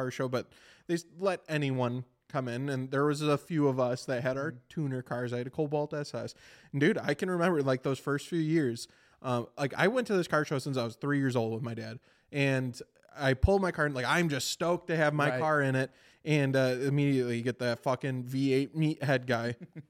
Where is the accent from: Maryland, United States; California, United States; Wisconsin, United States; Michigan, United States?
Wisconsin, United States; Beaver Dam; I'm from Beaver Dam, and that is a city